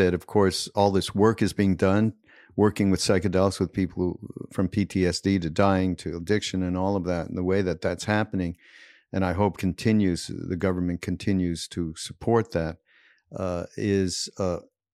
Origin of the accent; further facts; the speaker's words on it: Montreal, Quebec, Canada; moved away; I'm from Montreal